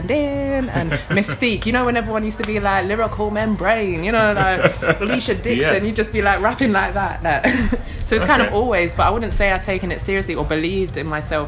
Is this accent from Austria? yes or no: no; London, United Kingdom; also born or lived in Manchester; I first came to London out of my mother's womb in 1991, because I'm from Tottenham